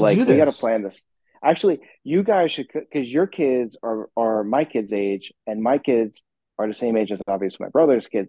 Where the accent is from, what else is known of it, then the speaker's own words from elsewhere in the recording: Bahamas; moved away; I'm actually in my home country right now. I'm in the Bahamas